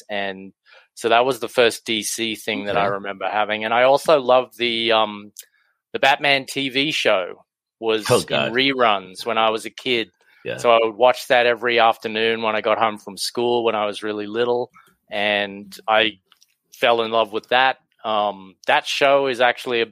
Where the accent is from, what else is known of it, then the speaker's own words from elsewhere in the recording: Australia; growing up in Australia